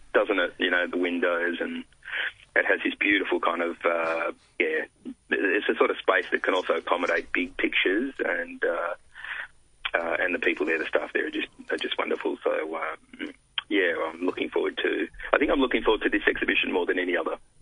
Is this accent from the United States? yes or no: no; Italy; now in Australia; I was born in Italy, live in Australia